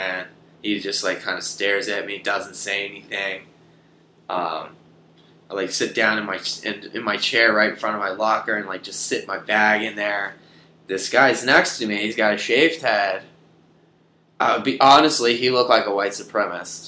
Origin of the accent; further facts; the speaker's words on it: South Carolina, United States; I'm from South Carolina, so we were both from the South